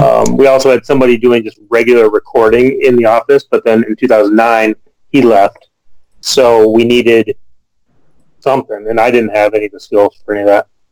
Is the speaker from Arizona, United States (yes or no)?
no; Kalamazoo, Michigan, United States; moved away as an adult; now in Madison, United States; my hometown of Kalamazoo, Michigan